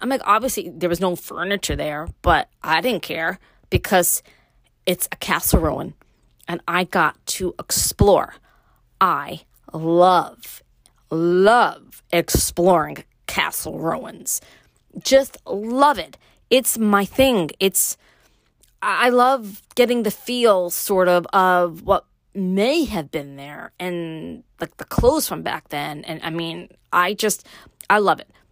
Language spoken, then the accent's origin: English; New York City, New York, United States; moved away; me growing up in Brooklyn, moving to upstate